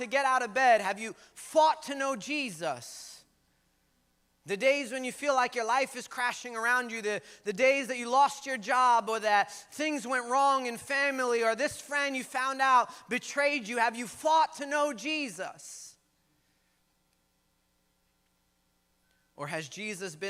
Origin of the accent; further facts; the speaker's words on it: United States; We in Sunset right now. I grew up in Sunset most of my days